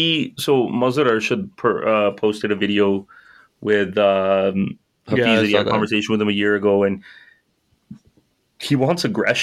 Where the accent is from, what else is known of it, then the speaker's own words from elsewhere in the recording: Lahore, Punjab, Pakistan; moved away; I'm from Lahore.